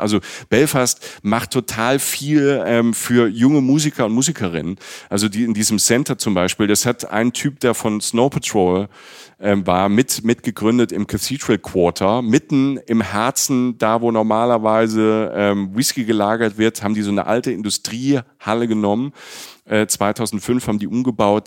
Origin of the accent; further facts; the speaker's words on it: Germany; also born or lived in Cologne; ich komme äh, aus Deutschland, ich wohne in Köln